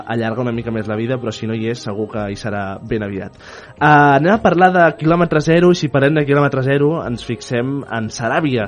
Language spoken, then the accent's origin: Catalan; Viladecavalls, Catalonia, Spain; jo sóc de Vila de Cavall